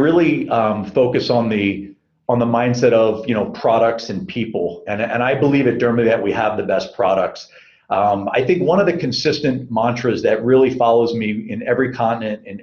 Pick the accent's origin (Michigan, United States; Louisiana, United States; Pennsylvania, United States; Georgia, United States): Pennsylvania, United States; Philadelphia; also born or lived in Beijing, China / Lausanne, Switzerland / Sao Paulo, Brazil; now in Southern California, United States; growing up in Philadelphia